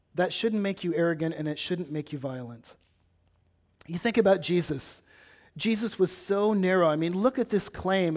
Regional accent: California, United States; now in Batesville, United States; having grown up in California

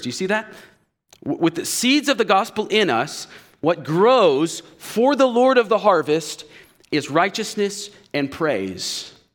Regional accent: United States; we as especially American evangelicals

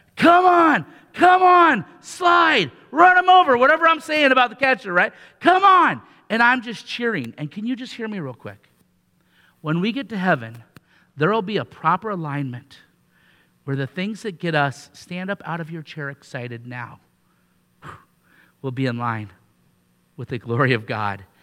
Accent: Riverside, Iowa, United States; where I grew up in Riverside, Iowa, right down by Iowa City.

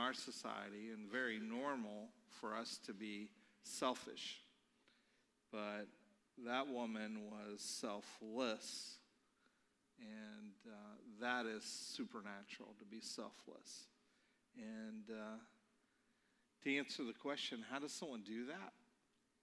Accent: Baltimore, Maryland, United States; now in North Canton, United States; I'm from Baltimore, Maryland

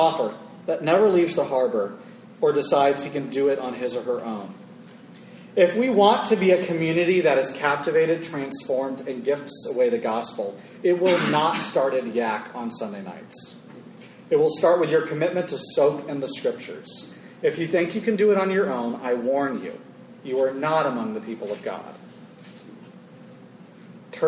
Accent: Florida, United States; When you think of my home state of Florida, it's my people

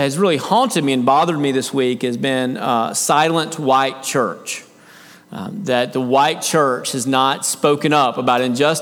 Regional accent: United States; As Americans, as an American culture, as a church culture within America

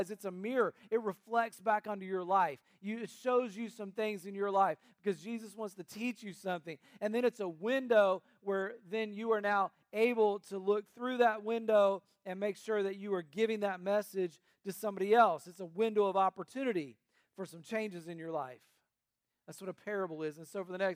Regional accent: North Carolina, United States; an area of the country where I grew up in North Carolina

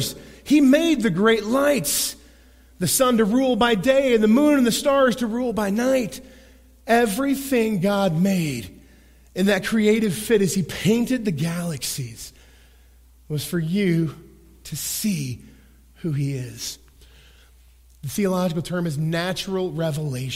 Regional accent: Oklahoma, United States; I'm a boy from Oklahoma

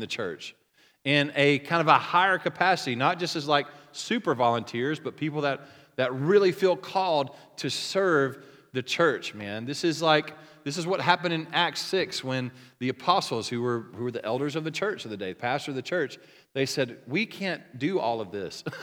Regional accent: Oklahoma, United States; I'm from Oklahoma

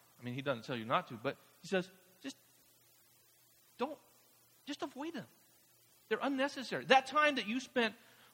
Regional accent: Mexico; moved away; I grew up in Mexico, a staunch Catholic tradition

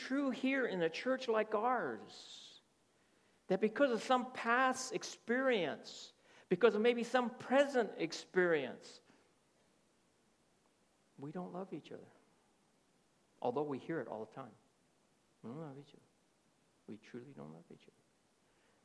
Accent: United States; also born or lived in Texas; I was born in America. My whole outlook is more Americanized

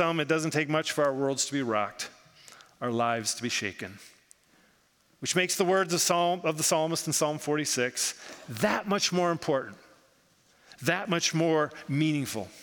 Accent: United States; I grew up in the United States

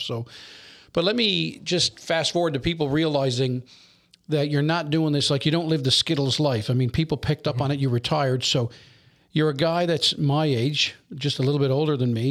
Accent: Newfoundland and Labrador, Canada; Newfoundlanders can

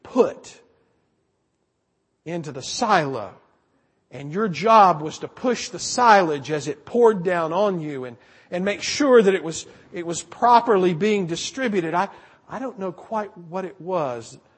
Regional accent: South Carolina, United States; moved away; I grew up back east in South Carolina

